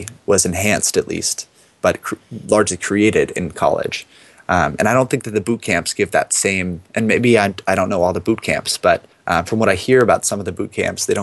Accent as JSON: {"language": "English", "region": "East Coast", "country": "United States", "tie": "born or raised there", "said": "I grew up on the East Coast"}